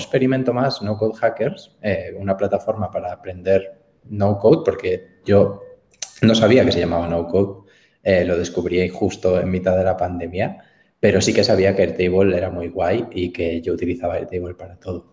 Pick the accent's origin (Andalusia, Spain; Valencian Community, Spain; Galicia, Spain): Galicia, Spain; soy muy gallego, eh, me encanta Galicia y la defiendo por encima de mis posibilidades